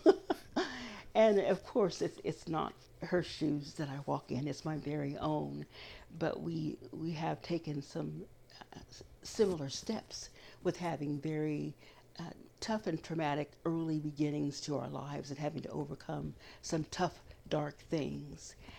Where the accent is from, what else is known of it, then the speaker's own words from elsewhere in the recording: Kansas, United States; as a little brown girl growing up in Kansas